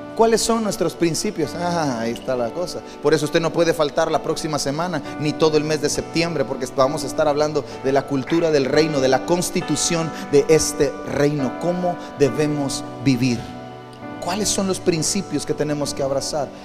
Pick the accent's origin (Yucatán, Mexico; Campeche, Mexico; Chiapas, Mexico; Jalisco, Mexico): Campeche, Mexico; Crecí en un barrio en Campeche, en el barrio de San Román.